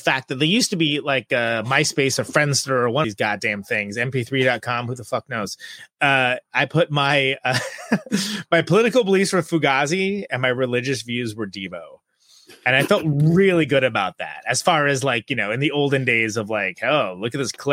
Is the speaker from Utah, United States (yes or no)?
no; Modesto, California, United States; I was born in Modesto, California, the Central Valley